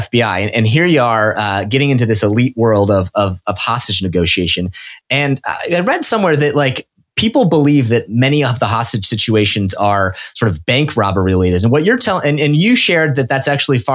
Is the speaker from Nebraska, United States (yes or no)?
yes; Omaha, Nebraska, United States; I'm also from the mean Midwest. I grew up in Omaha